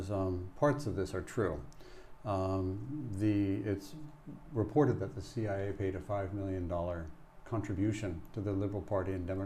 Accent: Tokyo, Japan; born there; I was born in Tokyo

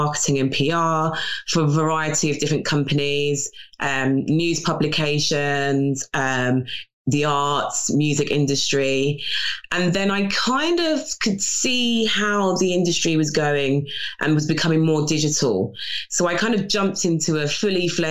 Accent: London, United Kingdom; born and bred in North London

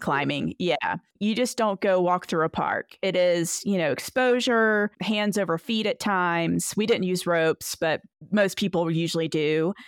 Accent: Edenton, North Carolina, United States; now in Victor, United States; I am originally from Edenton, North Carolina.

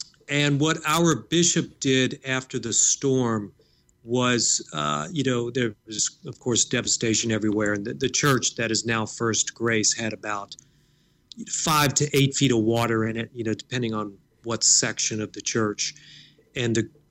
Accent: Ohio, United States; moved away as an adult; also born or lived in Baton Rouge; now in New Orleans, United States; I'm from Ohio

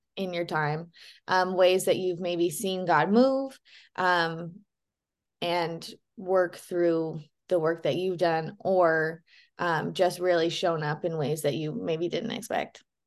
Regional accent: Boise, Idaho, United States; I grew up in Boise as well

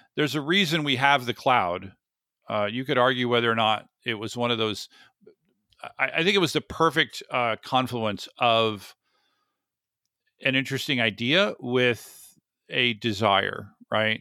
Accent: the South, United States; I grew up in the sixties in the South

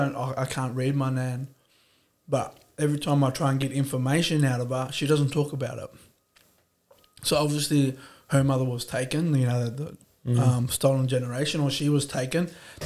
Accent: Dubbo, New South Wales, Australia; also born or lived in Brewarrina; I moved to Dubbo. I grew up in Dubbo. We moved out of the ghetto. Veggie Valley, you might have heard of that. West Dubbo was known for riots and stolen cars, burnt down houses.

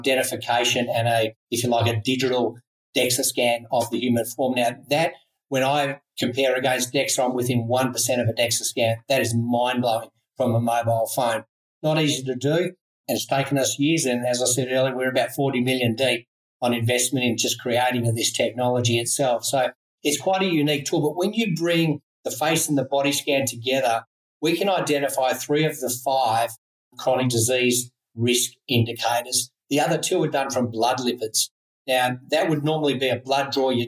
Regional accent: Australia; I'm an Aussie

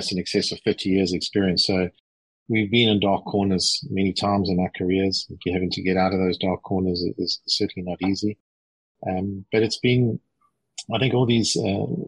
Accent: South Africa; moved away as an adult; also born or lived in Johannesburg, South Africa / Germany; now in London, United Kingdom; I am actually South African by birth, but also half Irish. So quite a mixed bag. But I've lived most of my life in South Africa.

